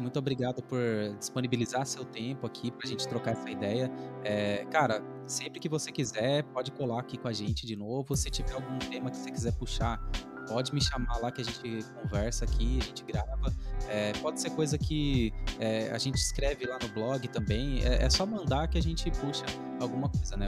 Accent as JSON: {"language": "Portuguese", "area": "Alvarenga", "region": "São Paulo", "country": "Brazil", "said": "lá na minha, na minha quebrada, por exemplo, lá no Alvarenga"}